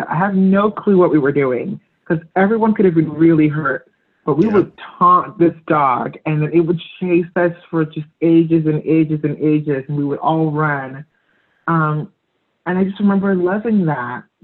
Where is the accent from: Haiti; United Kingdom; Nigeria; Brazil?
Nigeria; Lagos; moved away; growing up in Africa, Nigeria